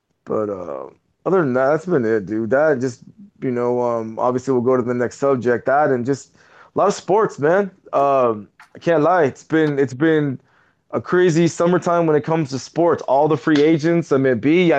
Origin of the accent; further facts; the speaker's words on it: San Dimas, California, United States; also born or lived in Orange County, California; I was born in San Dimas, Mexico